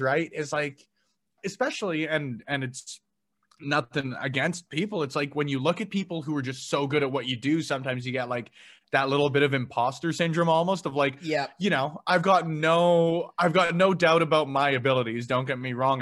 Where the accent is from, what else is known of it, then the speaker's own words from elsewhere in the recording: Edmonton, Alberta, Canada; growing up in Alberta